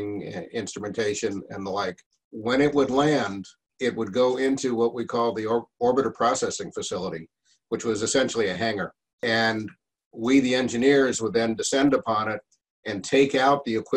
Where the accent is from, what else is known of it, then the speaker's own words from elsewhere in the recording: New York City, New York, United States; moved away as an adult; also born or lived in Norfolk, Virginia / Clearwater, Florida; growing up in New York